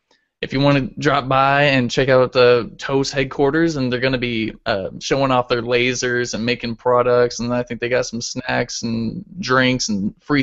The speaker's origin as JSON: {"language": "English", "town": "San Francisco", "region": "California", "country": "United States", "said": "So I'm from San Francisco"}